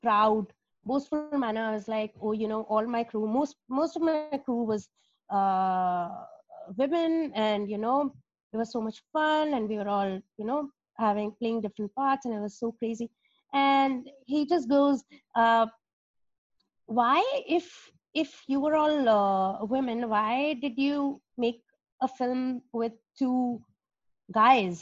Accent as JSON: {"language": "English", "country": "India", "tie": "born or raised there", "moved": "as an adult", "said": "I've been born and brought up in India"}